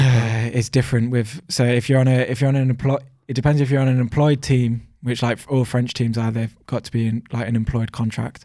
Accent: United Kingdom; me being a British rider

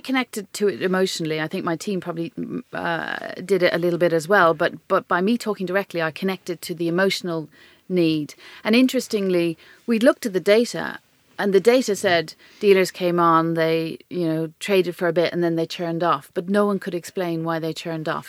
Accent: Ireland; accent: Irish; moved away; I could use my Irish accent

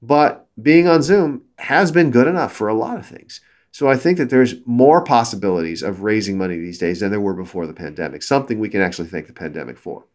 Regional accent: Southern California, United States; I grew up in Southern California and then moved up north to go to school at Stanford

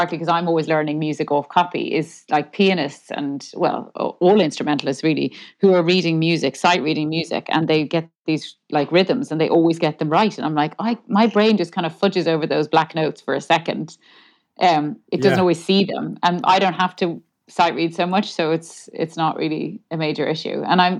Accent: Dublin, Leinster, Ireland; I'm from Dublin. Yeah. I mean, we moved around a good bit, but yeah, I'm from Dublin.

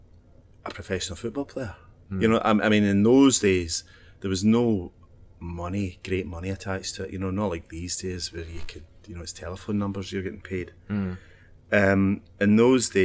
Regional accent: Paisley, Scotland, United Kingdom; moved away; I grew up in Paisley.

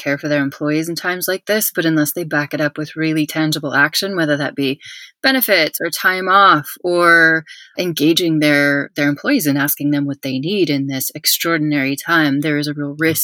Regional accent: United States; moved away as an adult; also born or lived in United Kingdom; now in Spain; as an American who's lived in the UK and now lives in Spain

